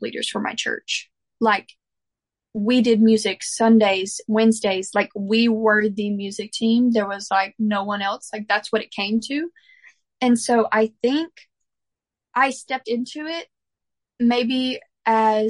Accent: Mississippi, United States; growing up in the church that I grew up in Mississippi

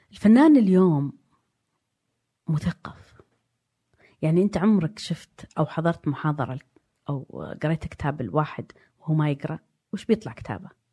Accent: Diriyah, Riyadh Province, Saudi Arabia; also born or lived in Jeddah / London; انا ولدت في الدرعيه في بيت طيني وبعدين سجلوني اني انولدت في الرياض

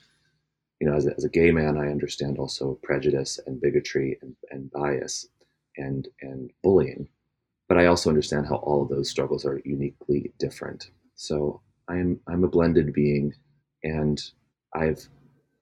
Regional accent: Alameda, Bay Area / Sierra Nevada foothills, California, United States; I was born in the Bay Area and grew up in a pretty mixed culturally mixed neighborhood in the Bay Area, Alameda

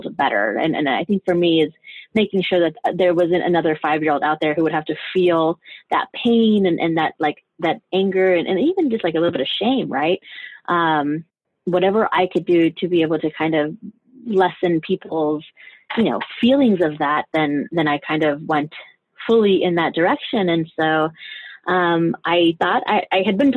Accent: Denver, Colorado, United States; also born or lived in Juarez, Chihuahua, Mexico; now in New York, United States; I'm originally from Juarez, Chihuahua, Mexico. I grew up in parts of Juarez. I grew up in Denver

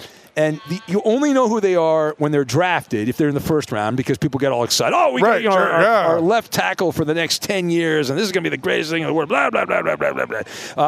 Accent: California, United States; My mom, growing up in Orange County, the Rams trained in Irvine and Cal State Fullerton, and so my mom would occasionally drop me off at Rams training camp.

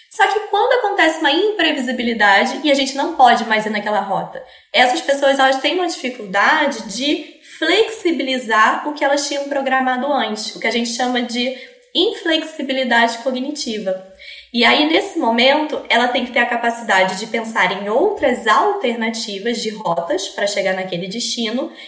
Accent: Rio de Janeiro, Brazil; Sou carioca aqui do Rio de Janeiro

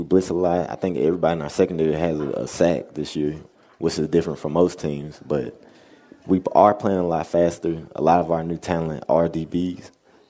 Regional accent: the South, United States; I would say me and him get along. We're both from the South.

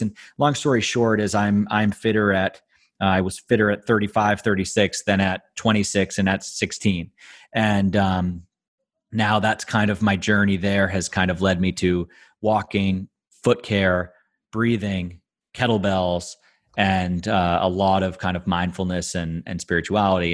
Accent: Boston, Massachusetts, United States; moved away as an adult; now in Luxembourg; I grew up in the Boston area

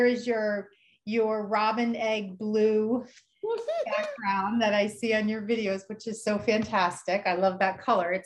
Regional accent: New Jersey, United States; moved away as an adult; also born or lived in Bronx, New York; now in Boston, United States; I grew up in New Jersey

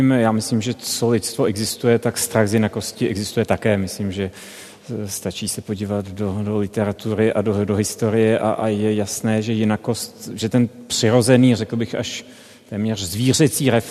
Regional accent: Czechia; pro mě ne, protože jsem byl Čech v roce 92, který viděl poprvé Černocha profesora matematiky

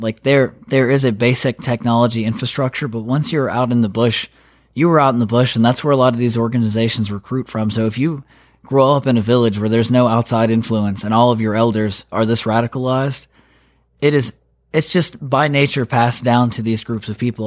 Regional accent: North Carolina, United States; I was born and raised in North Carolina.

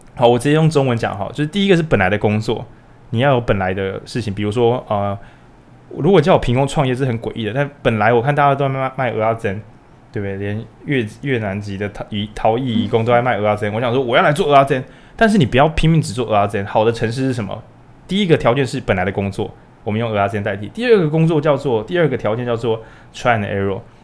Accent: Changhua County, Taiwan; 我是彰化人

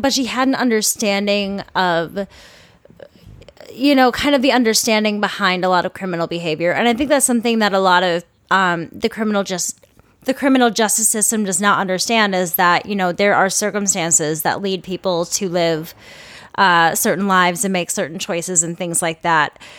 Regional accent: Minnesota, United States; I'm a Minnesotan

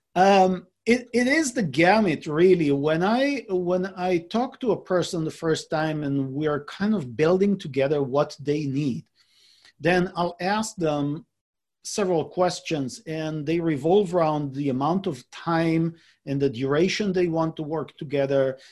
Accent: Israel; moved away as an adult; now in San Diego, United States; I was born and raised in Israel. I lived in Israel uh, until I was about 35 years old.

